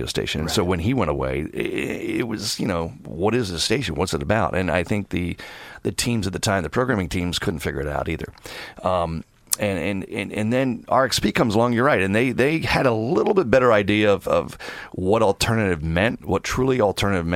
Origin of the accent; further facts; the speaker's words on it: Philadelphia, Pennsylvania, United States; also born or lived in West Coast; now in New York City, United States; I'm from Philadelphia originally, so I'm an East Coast guy